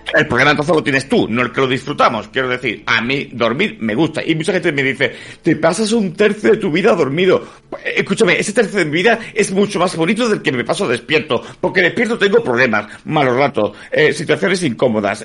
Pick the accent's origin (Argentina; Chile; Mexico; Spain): Spain; Málaga, Andalusia; yo soy malagueño